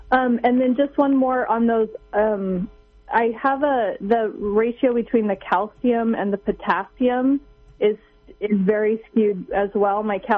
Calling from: Santa Barbara, California, United States; I'm calling from Santa Barbara, California.

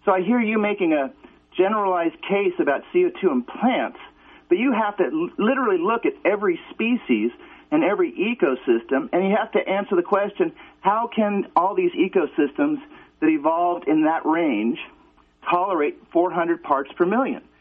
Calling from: Calgary, Alberta, Canada; Um, I am from Calgary, Alberta

